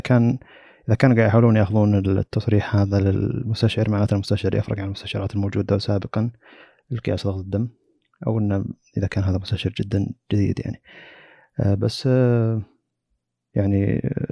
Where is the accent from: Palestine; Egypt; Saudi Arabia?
Saudi Arabia; عندنا في السعوديه